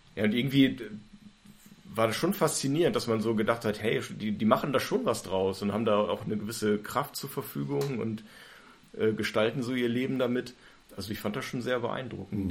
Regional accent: Germany; ich komme auch aus Raden

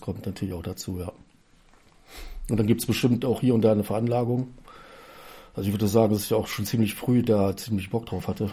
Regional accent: Germany; ich komme aus Raden

